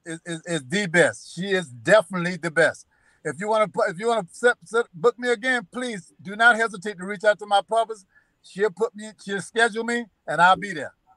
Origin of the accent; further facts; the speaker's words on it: South Carolina, United States; I'm from South Carolina